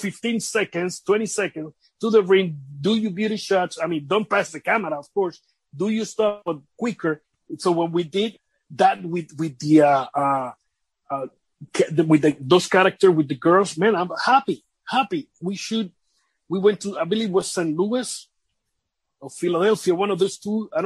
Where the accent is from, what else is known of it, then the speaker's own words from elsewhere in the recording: Vega Alta, Puerto Rico; I work by that time with the government in my hometown, Vega Alta, Puerto Rico.